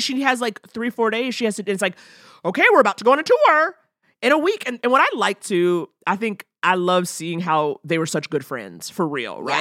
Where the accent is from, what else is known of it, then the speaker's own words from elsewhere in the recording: New York, United States; also born or lived in Detroit; now in Los Angeles, United States; I'm growing up in New York, summers in Detroit.